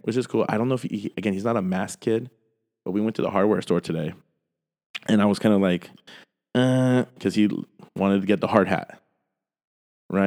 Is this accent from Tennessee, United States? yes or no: no; San Jose, California, United States; being just a random Peruvian Italian kid growing up in South San Jose